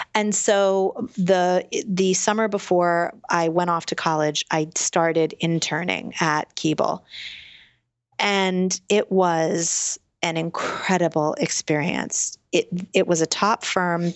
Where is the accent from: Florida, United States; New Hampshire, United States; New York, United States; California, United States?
New York, United States; New York City; I'm born and raised in New York City